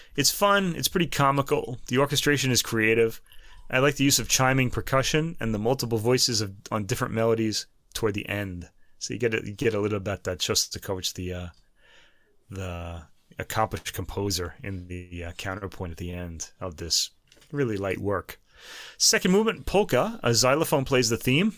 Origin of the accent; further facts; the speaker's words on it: United States; we're American